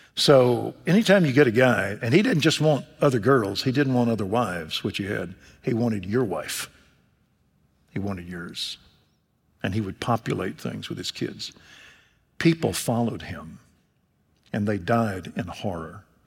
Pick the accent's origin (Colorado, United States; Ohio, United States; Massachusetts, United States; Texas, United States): Texas, United States; Waco; Waco, Texas, my hometown